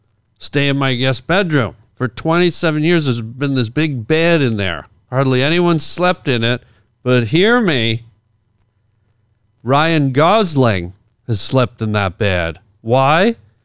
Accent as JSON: {"language": "English", "town": "Toronto", "region": "Ontario", "country": "Canada", "moved": "yes", "lives_now": "Los Angeles, United States", "said": "I'm from Toronto."}